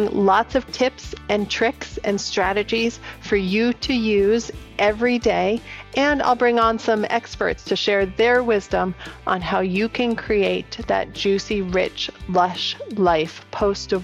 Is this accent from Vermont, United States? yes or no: yes; Vermont, United States; I'm a Vermonter